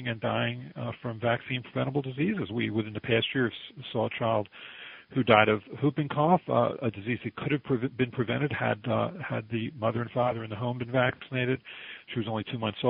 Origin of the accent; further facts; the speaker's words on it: Baltimore, Maryland, United States; now in Philadelphia, United States; I was born and raised in Baltimore, Maryland